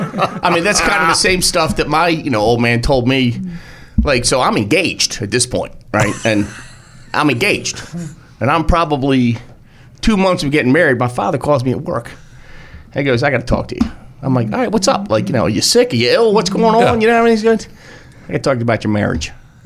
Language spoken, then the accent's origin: English; Buffalo, New York, United States; Growing up in Buffalo, so I thought, first snowmobile piece of shit.